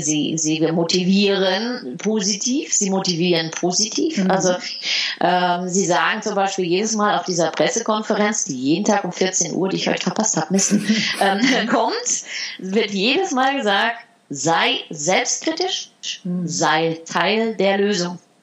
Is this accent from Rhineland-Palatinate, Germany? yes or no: no; Heidelberg, Baden-Württemberg, Germany; moved away as an adult; also born or lived in Netherlands; ich bin in Heidelberg aufgewachsen